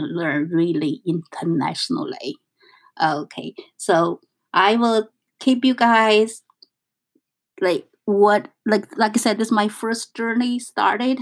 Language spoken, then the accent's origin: English; northern China, China; English is a second language; moved away as an adult; now in New York, United States; I come from North China.